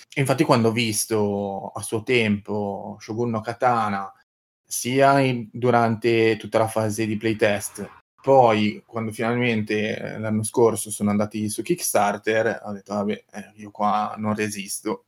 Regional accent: Piacenza, Emilia-Romagna, Italy; io sono di Piacenza

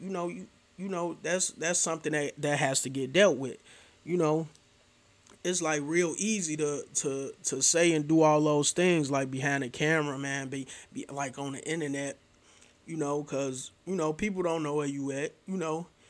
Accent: Chicago, Illinois, United States; I'm from Chicago

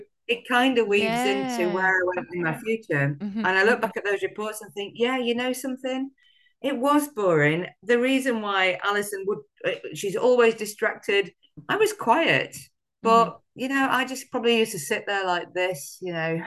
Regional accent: Sheffield, Yorkshire and the Humber, United Kingdom; I grew up in a working class family in the great northern city that is Sheffield, in the north of England, great Yorkshire town, South Yorkshire town.

